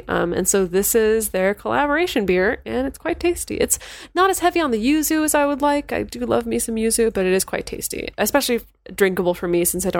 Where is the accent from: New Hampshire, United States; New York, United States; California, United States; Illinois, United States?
California, United States; Chico; we're still making our way through all the beers brought back from my hometown of Chico, California.